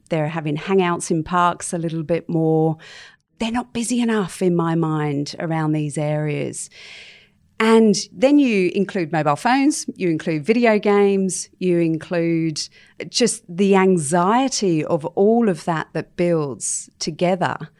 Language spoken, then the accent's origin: English; London, United Kingdom; moved away as an adult; now in Sydney, Australia; I was actually born and bred in London